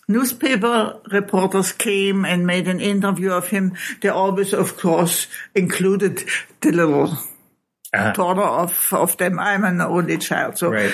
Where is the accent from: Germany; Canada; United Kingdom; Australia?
Germany; Halle, Saxony-Anhalt; moved away; I grew up in Halle, an der Saale, which is a fairly big city in the former center of Germany